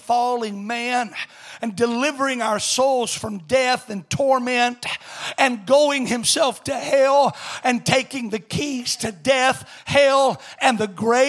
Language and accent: English; Alabama, United States; I come from Alabama